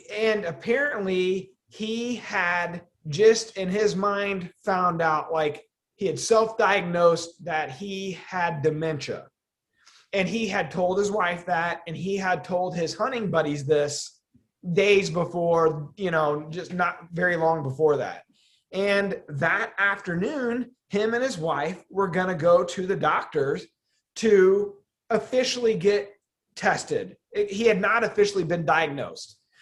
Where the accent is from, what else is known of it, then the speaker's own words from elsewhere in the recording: Midwest, United States; we grew up in the Midwest and we're just a Midwestern company